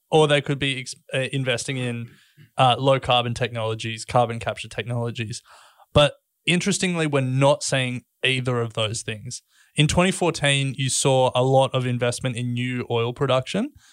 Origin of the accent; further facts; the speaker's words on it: Australia; we're Australian